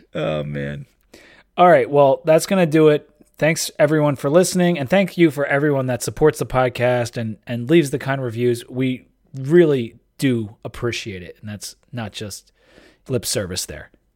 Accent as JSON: {"language": "English", "region": "Delaware", "country": "United States", "tie": "born or raised there", "said": "from my home state"}